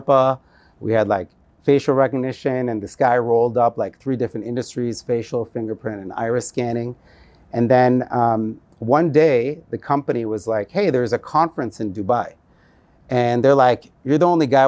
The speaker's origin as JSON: {"language": "English", "country": "United States", "tie": "born or raised there", "also_born_or_lived": "New Jersey / Chicago", "moved": "yes", "said": "I grew up in the United States. My parents immigrated from India in like the 60s. And growing up in New Jersey and Chicago"}